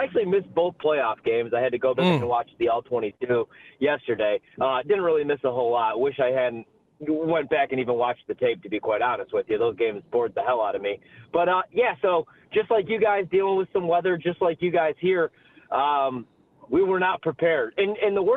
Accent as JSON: {"language": "English", "town": "Chicago", "region": "Illinois", "country": "United States", "also_born_or_lived": "Milwaukee, Wisconsin", "moved": "as an adult", "lives_now": "Washington, D.C., United States", "said": "I'm from Chicago, and then I spent time in Milwaukee when I covered the Bucks"}